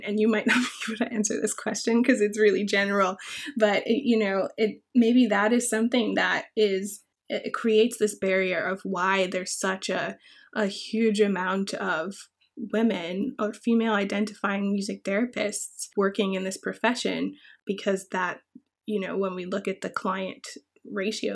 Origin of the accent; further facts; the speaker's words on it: Bermuda; moved away; I grew up in Bermuda